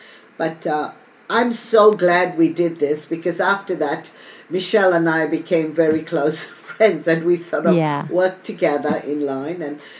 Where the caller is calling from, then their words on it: Australia; every week I record and I'm live from Australia and it's Thursday morning for me.